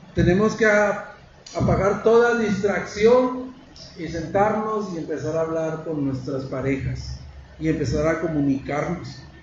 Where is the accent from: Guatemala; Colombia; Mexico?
Mexico; somos machos mexicanos